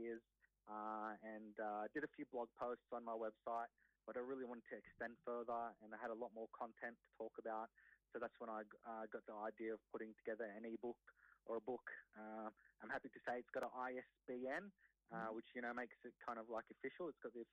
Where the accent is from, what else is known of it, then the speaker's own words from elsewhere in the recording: Sydney, New South Wales, Australia; also born or lived in Wollongong; born and raised in Sydney